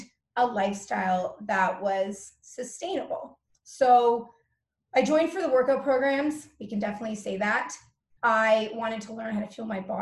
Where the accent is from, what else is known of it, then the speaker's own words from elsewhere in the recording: Toronto, Ontario, Canada; I'm from Toronto, Ontario, Canada, but I'm not really deeply rooted here because I'm a travel junkie